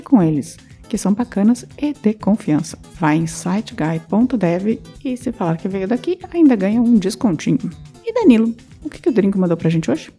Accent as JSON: {"language": "Portuguese", "town": "Curitiba", "region": "Paraná", "country": "Brazil", "said": "como uma boa curitibana"}